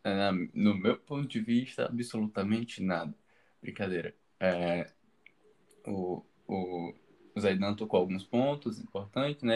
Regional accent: Fortaleza, Ceará, Brazil; eu sou daqui de Fortaleza

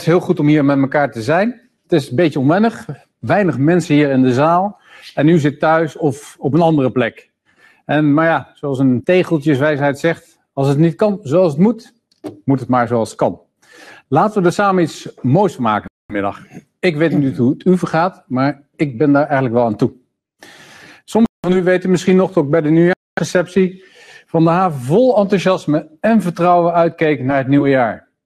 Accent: Amsterdam, North Holland, Netherlands; ons als Amsterdammers

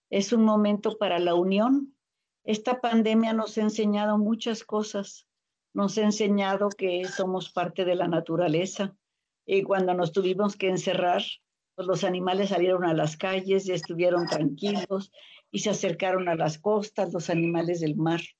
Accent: Mexico; todos somos mexicanos.

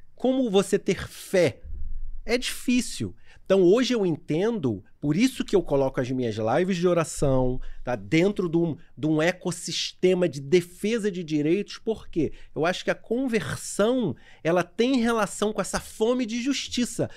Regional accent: São Gonçalo, Rio de Janeiro, Brazil; moved away as an adult; also born or lived in Niterói; eu nasci na cidade do Rio de Janeiro, na Tijuca mas sempre fui criado é, em Niterói e em São Gonçalo até os 24 anos.

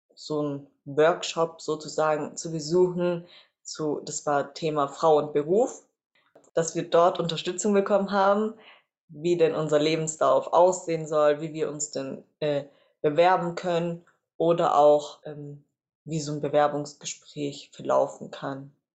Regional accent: Reutlingen, Baden-Württemberg, Germany; Ich bin äh, geboren und aufgewachsen in Reutlingen

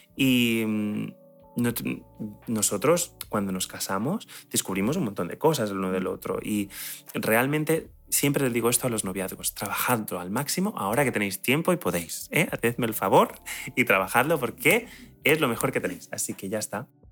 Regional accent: Spain; yo soy español

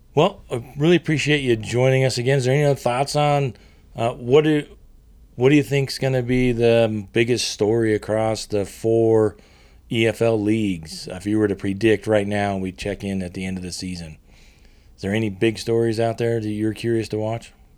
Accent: United States; being an American

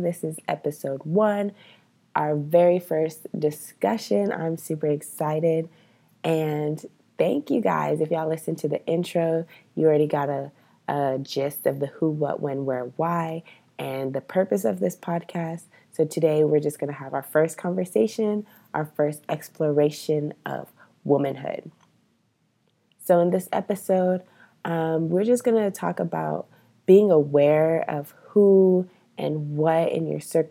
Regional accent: Rio Grande Valley, South Texas, United States; I grew up in the Rio Grande Valley in a small area where I was the only Black girl in my elementary school and in my middle school

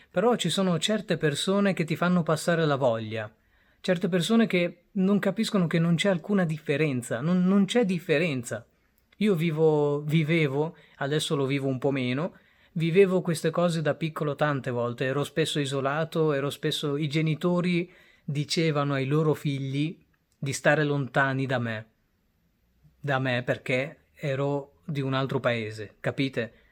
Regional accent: Bangladesh; now in Italy; Quasi tutte le volte la, quando scendevamo dal Bangladesh all'Italia per tornare in Italia, dove abbiamo la cittadinanza

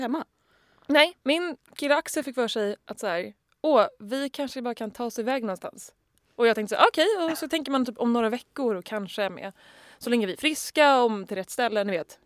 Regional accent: Sweden; Som svensk

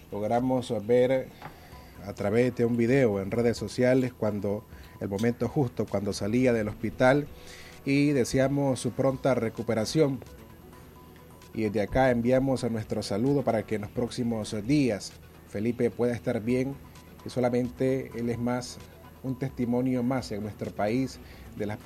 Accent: Nicaragua; para que podamos como nicaragüenses superar este rebrote que aún vive el país

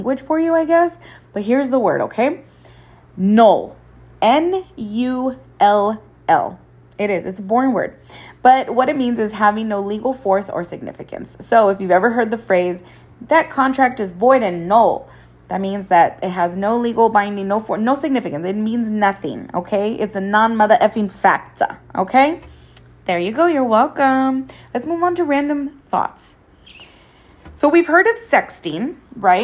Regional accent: Coachella Valley, California, United States; there's so much to do in the valley

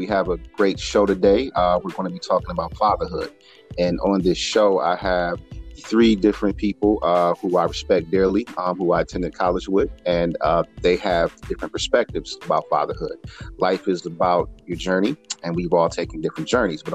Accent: Richmond, California, United States; also born or lived in Akron, Ohio; I was born in Akron, Ohio, the great state of Ohio. Yes, the great state. I was raised in Richmond, California

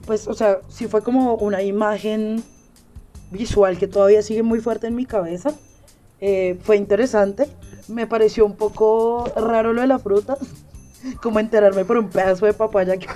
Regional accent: Bogotá, Colombia; also born or lived in Meta, Colombia; mi adolescencia la viví en un pueblo en el Meta, a Casillas. Yo soy de acá de Bogotá, pero me fui a hacer el bachillerato allá.

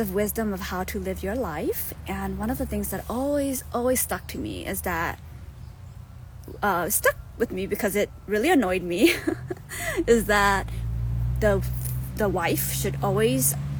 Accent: United States; also born or lived in Thailand; I grew up here in America, but I was born in Thailand, and I am Hmong

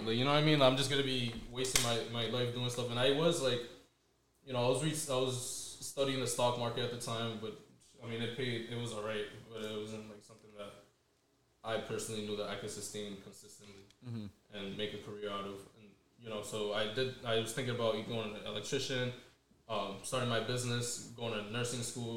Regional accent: Central Falls, Rhode Island, United States; pretty much started off CF, Central Falls. I've pretty much been living there my whole life

